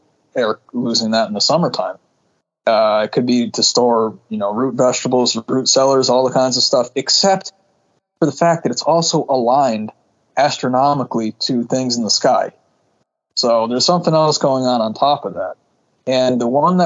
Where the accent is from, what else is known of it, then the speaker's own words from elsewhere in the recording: New England, United States; I grew up in New England.